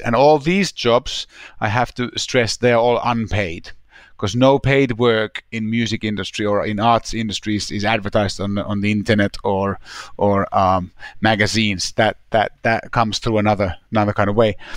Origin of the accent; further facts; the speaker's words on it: Helsinki, Uusimaa, Finland; moved away as an adult; also born or lived in London; there's a high school in my hometown, Helsinki